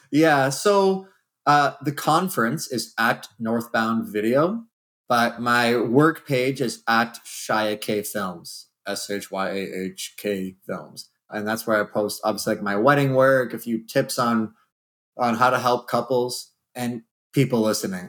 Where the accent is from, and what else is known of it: Canada